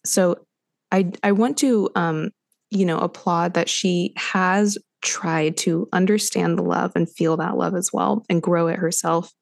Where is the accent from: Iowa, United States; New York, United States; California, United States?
California, United States; Los Angeles; moved away; I grew up in Los Angeles